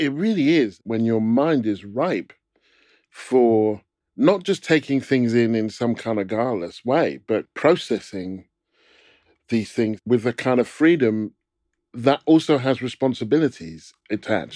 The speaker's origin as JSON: {"language": "English", "town": "Stevenage", "region": "East of England", "country": "United Kingdom", "tie": "born or raised there", "said": "I grew up in Stevenage, which was a new town, which was built in nineteen forty-eight."}